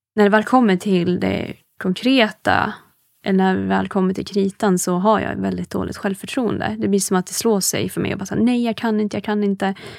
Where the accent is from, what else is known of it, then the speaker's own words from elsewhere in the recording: Hudiksvall, Gävleborg County, Sweden; now in Stockholm, Sweden; jag är ju inte från Stockholm. Ehm, jag är från Hudiksvall ursprungligen